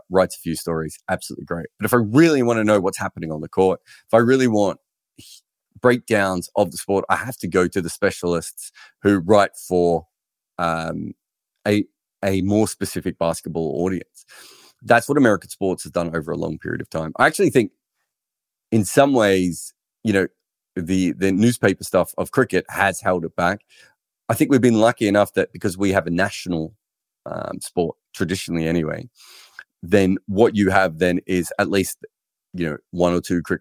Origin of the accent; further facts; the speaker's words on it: United Kingdom; As a Brit, it's just unfathomable to me that a newspaper wouldn't have a fully integrated sports desk